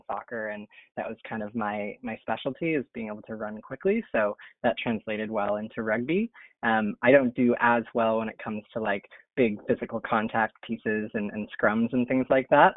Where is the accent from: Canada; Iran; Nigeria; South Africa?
Canada; Niagara Falls, Ontario; moved away as an adult; also born or lived in Vancouver, British Columbia; now in San Francisco, United States; I grew up in Canada in Niagara Falls, Ontario